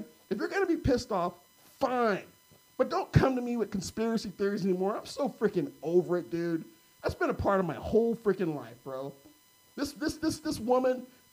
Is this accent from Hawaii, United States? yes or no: no; Carmichael, California, United States; grew up in Carmichael, bro. Private Catholic schools